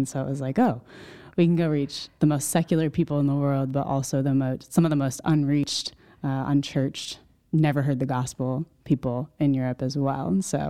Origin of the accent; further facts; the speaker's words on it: Connecticut, United States; I grew up in Central Connecticut, went to school in New Hampshire, got involved with Crew.